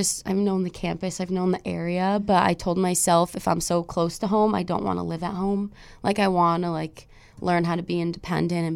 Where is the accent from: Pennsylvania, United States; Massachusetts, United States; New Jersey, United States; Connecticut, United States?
Connecticut, United States; Cheshire; I'm from Cheshire, so obviously, like, I grew up around Quinnipiac